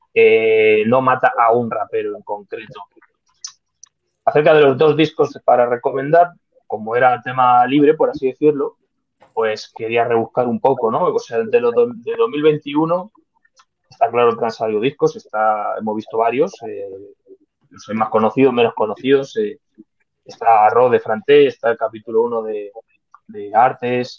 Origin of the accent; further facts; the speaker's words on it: Madrid, Community of Madrid, Spain; Yo soy de Madrid